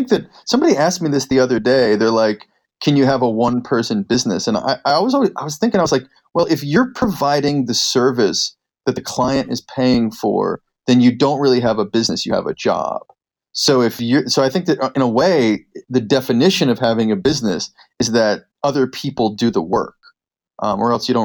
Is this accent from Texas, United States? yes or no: no; Philadelphia, Pennsylvania, United States; moved away; also born or lived in California; I was born in Philadelphia, Pennsylvania.